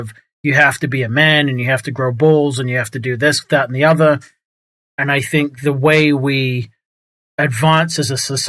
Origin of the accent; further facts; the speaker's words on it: England, United Kingdom; now in Texas, United States; I moved from England, grew up in England, moved to New England, and then I've moved to Texas